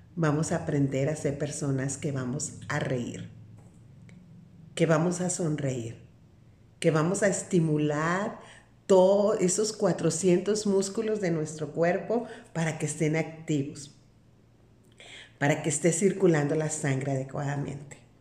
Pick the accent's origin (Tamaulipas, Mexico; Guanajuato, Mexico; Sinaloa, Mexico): Sinaloa, Mexico; Soy de una parte de la República Mexicana, soy de Sinaloa